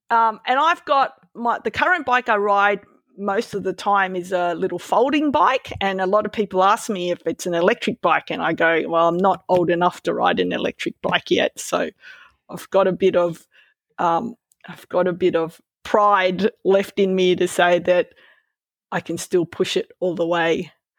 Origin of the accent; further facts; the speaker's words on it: Melbourne, Victoria, Australia; Well, I grew up riding in Melbourne where there were no bike paths, lots of cars, terrible infrastructure for cycling